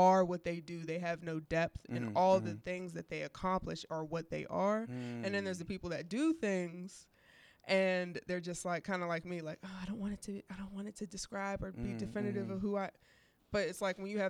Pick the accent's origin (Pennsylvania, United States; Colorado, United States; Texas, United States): Pennsylvania, United States; Wilkinsburg; also born or lived in Homewood, Pittsburgh; I was growing up in Homewood. I grew up in Wilkinsburg